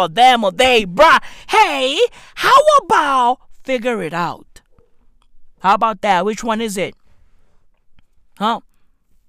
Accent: East Rand, Johannesburg, Gauteng, South Africa; I'm from the East Rand of Johannesburg, South Africa.

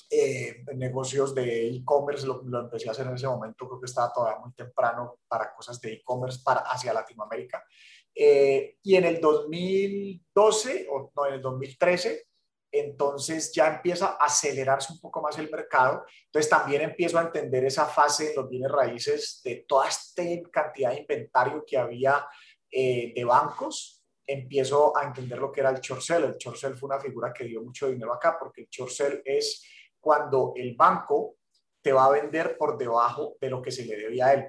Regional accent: Cali, Valle del Cauca, Colombia; moved away as an adult; now in Miami, United States; yo soy de la ciudad de Cali, en Colombia

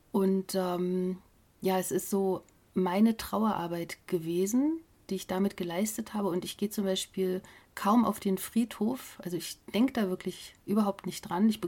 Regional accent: East Germany, Germany; moved away; also born or lived in Munich; Und dann sind wir zunächst in Baden-Württemberg gelandet, das war sehr kurios, weil als Ossi in Schwaben zu landen

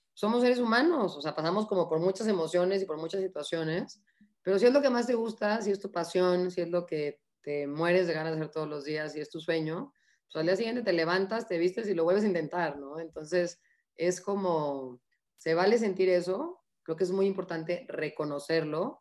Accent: Mexico; como somos los mexicanos

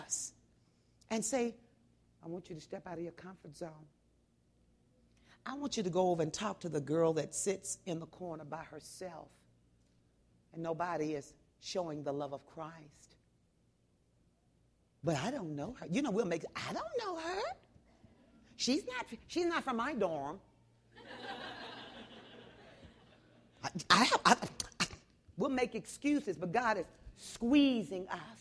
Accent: Texas, United States; moved away; also born or lived in the Northwest; I'm from Texas

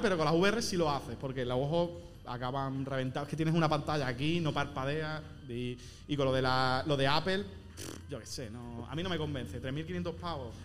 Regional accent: Andalusia, Spain; yo que soy andaluz, no vocalizo bien

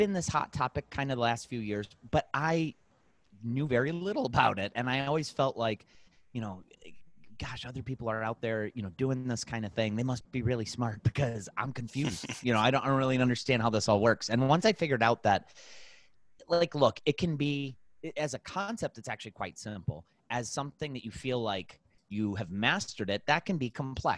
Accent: Cleveland, Ohio, United States; We're from Cleveland, Ohio

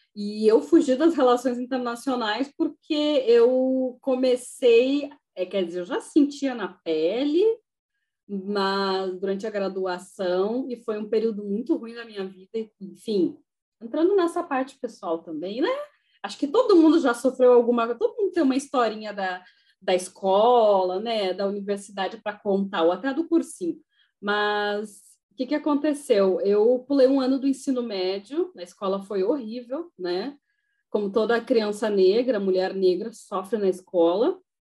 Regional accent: Uruguaiana, Rio Grande do Sul, Brazil; eu sou de Uruguaiana

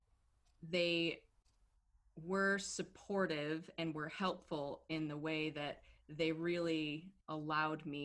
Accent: Birmingham, Michigan, United States; also born or lived in Royal Oak, Michigan / London; I grew up in Michigan, in Birmingham, Michigan, and then my parents, we all moved to London for a few years when I was a kid

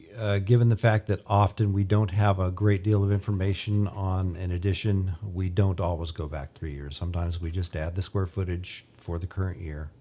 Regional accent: Bakersfield, California, United States; also born or lived in Ridgecrest; I was born and raised in Bakersfield, grew up here

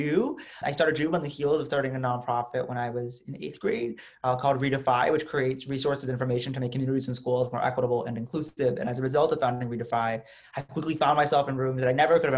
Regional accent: United States; as an American Muslim, as a progressive, as a student

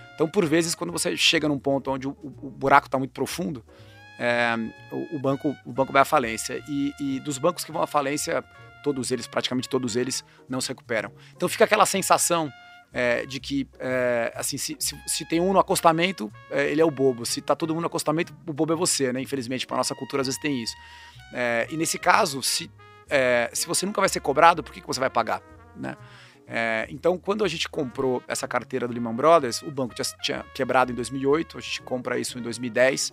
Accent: Campinas, São Paulo, Brazil; eu cresci em Campinas

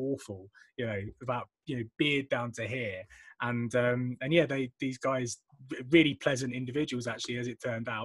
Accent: England, United Kingdom; accent: English; my most English accent

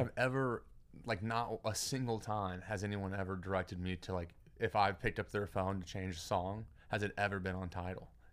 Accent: Beaumont, Texas, United States; now in Houston, United States; I grew up in Beaumont and then moved to Houston when I was, like, twenty-three

